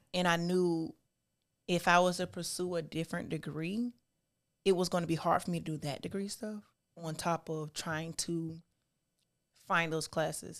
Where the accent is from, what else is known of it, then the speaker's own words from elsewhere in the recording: South Carolina, United States; also born or lived in Charleston, South Carolina / Parker's Ferry, South Carolina / Orangeburg, South Carolina; I was born in Charleston, South Carolina. Okay. But I was raised between Parker's Ferry, South Carolina, Smokes, South Carolina, and Orangeburg